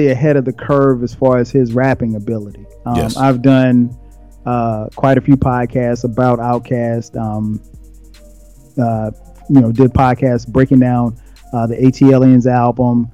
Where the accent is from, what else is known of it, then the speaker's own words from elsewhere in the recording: the South, United States; I'm from the South